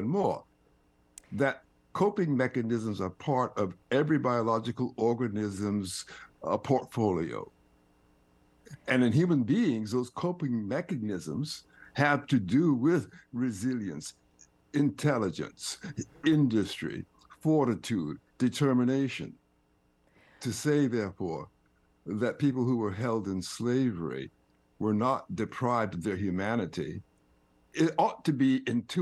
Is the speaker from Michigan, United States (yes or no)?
no; Fernandina Beach, Florida, United States; I'm a Floridian. I was raised in Fernandina Beach, which, of course, was segregated, and I was educated in segregated schools.